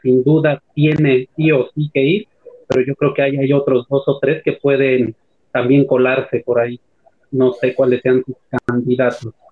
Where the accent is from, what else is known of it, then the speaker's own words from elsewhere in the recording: Puebla, Mexico; now in Oaxaca, Mexico; yo soy de Puebla, pero trabajo de profesor en la Tierra Norte de Oaxaca